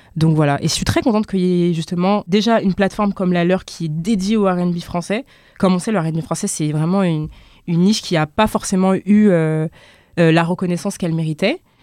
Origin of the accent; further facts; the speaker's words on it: France; je suis française, je suis née ici, j'ai grandi ici